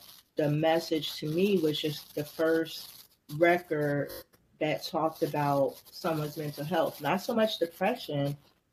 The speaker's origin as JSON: {"language": "English", "town": "Trenton", "region": "New Jersey", "country": "United States", "tie": "born or raised there", "said": "growing up in Trenton, where we grew up at wasn't necessarily the projects or a bad area"}